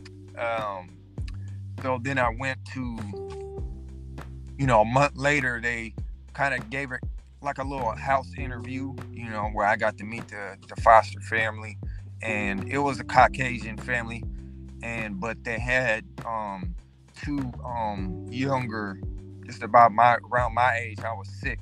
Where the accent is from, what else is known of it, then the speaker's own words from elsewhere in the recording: Seattle, Washington, United States; my hometown, Seattle